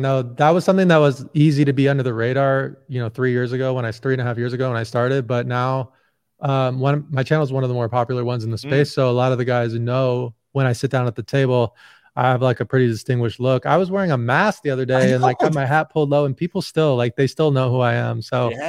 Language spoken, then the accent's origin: English; Indiana, United States; So I'm 40 right now. And so I grew up with like the Bulls in the 90s and I grew up in Indiana.